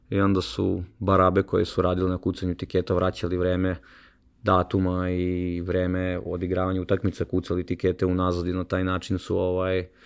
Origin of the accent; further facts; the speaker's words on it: Sremska Mitrovica, Vojvodina, Serbia; u Sremskoj Mitrovici, odakle sam ja inače